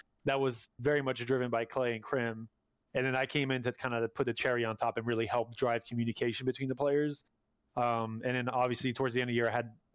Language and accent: English; Canada; moved away as an adult; I'm still a Canadian. I need a new work visa